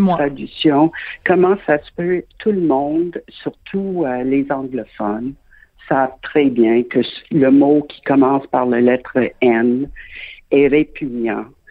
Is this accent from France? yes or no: no; Quebec, Canada; je suis québécoise de naissance